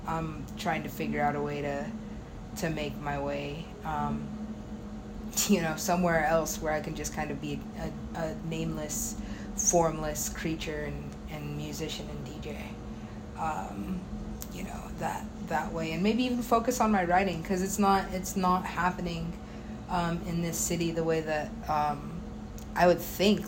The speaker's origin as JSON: {"language": "English", "country": "United States", "said": "being an American"}